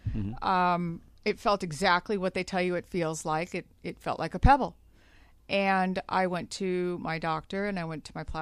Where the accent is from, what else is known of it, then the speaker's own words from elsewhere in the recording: Glendale, California, United States; also born or lived in Burbank; I'm a native Southern Californian. I was born and raised in Glendale and didn't really get too far. I'm right here in Burbank, right next door to Glendale. So I'm 42 years old.